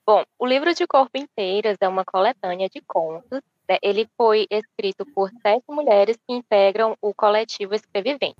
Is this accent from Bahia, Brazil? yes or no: no; Piauí, Brazil; eu sou piauiense